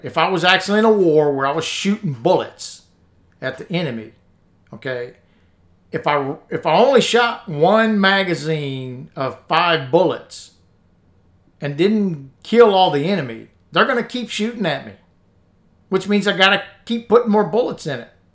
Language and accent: English; United States; As American veterans